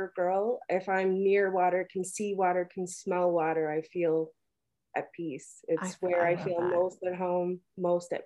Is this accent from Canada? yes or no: yes; Newfoundland and Labrador, Canada; I'm from Newfoundland.